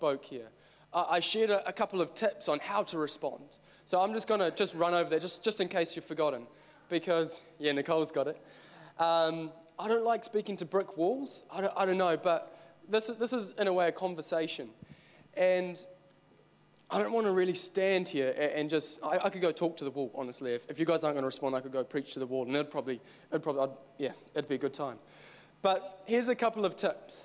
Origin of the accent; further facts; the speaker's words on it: Christchurch, Canterbury, New Zealand; I'm actually from Christchurch. Well, okay, I'm from Christchurch.